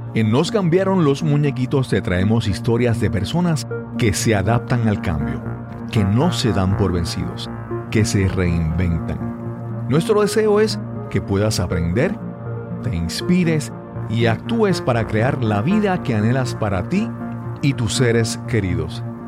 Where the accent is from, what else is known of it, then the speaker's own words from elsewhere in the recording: Yabucoa, Puerto Rico; que siempre recuerdo de mi pueblo. Mi abuela era eh, doña Reina en el pueblo de Yabucoa